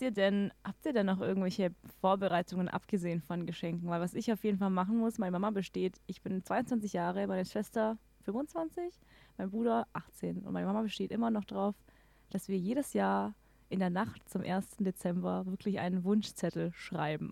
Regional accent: Swabia, Baden-Württemberg, Germany; now in Regensburg, Germany; ich komme ja aus dem Schwabeländle

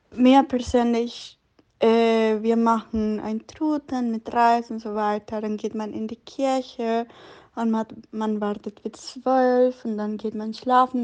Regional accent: Guatemala; German is a second language; now in Germany; ich komme aus Guatemala

